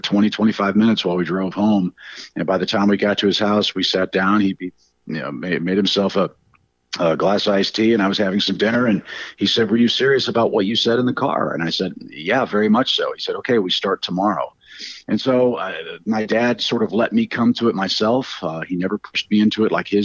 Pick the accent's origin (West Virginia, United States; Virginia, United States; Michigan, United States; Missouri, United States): Missouri, United States; St. Louis; I grew up in St. Louis, didn't see my dad very much until I came to college.